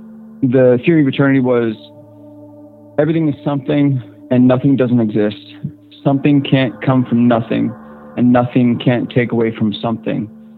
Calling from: Central Virginia, United States; I am calling from Central Virginia.

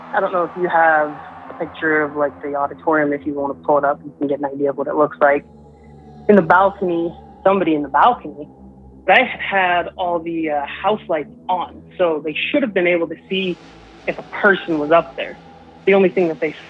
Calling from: Southeast Idaho, United States

